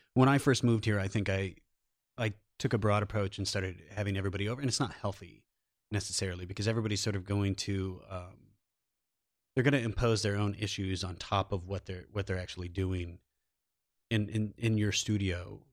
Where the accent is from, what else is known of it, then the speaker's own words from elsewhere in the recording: Iowa, United States; also born or lived in New York City; now in Los Angeles, United States; we both grew up in rural, rural areas. I'm, I'm from Iowa